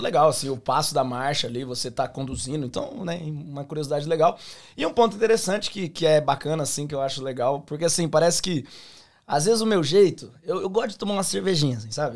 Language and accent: Portuguese; Londrina, Paraná, Brazil; accent: pé vermelho; moved away as an adult; also born or lived in Campo Grande, Mato Grosso do Sul; now in Australia; Eu sou nascido em Campo Grande, Mato Grosso do Sul. Só que aí, com quatro anos de idade, eu fui para Londrina, Paraná